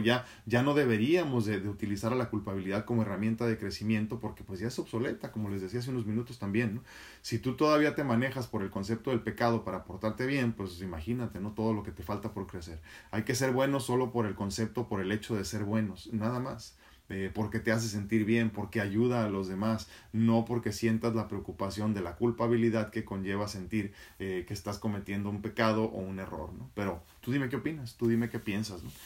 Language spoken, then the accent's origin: Spanish; Mexico; como mexicano